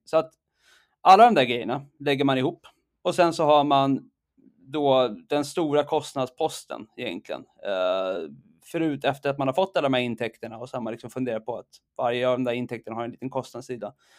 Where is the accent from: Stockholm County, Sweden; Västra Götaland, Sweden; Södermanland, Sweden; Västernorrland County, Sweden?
Stockholm County, Sweden; Stockholm; moved away as an adult; now in Saudi Arabia; jag är stockholmare, djurgårdare, uh, exilsvensk sedan rätt många år tillbaka